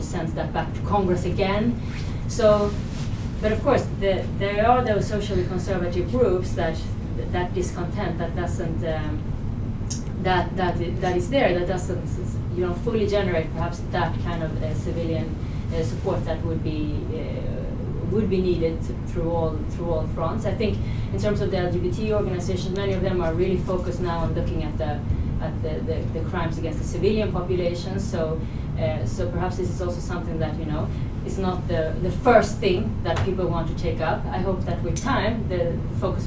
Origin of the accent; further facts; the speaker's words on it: Sweden; I'm from Sweden